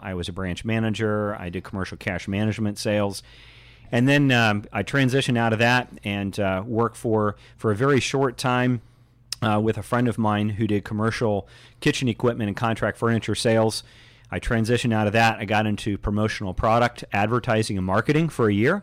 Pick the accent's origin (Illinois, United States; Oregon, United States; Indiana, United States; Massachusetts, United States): Indiana, United States; Indianapolis; I grew up in Indianapolis